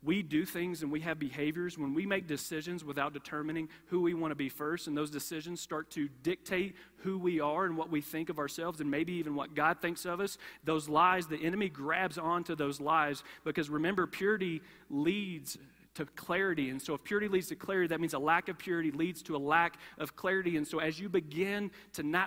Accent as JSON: {"language": "English", "region": "Kentucky", "country": "United States", "tie": "born or raised there", "said": "I grew up in Kentucky, and growing up in Kentucky"}